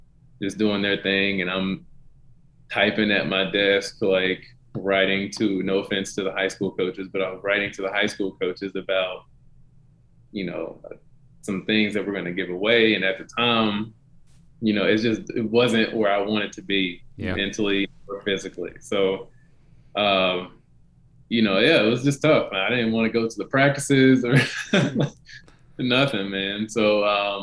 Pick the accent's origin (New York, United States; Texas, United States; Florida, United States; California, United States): Texas, United States; Denton; back in my hometown in Denton, Texas.